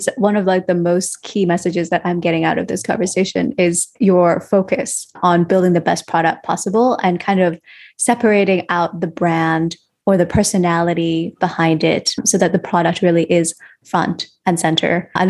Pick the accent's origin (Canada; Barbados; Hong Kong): Hong Kong; Whereas growing up in Hong Kong and in Asia, it's much more focused on financial security and that eventually you'll come to love your job.